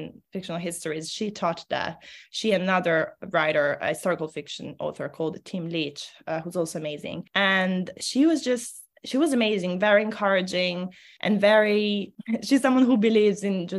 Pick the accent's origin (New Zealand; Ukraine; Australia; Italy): Italy; first language Italian; English is a second language; moved away as an adult; now in England; I grew up in Italy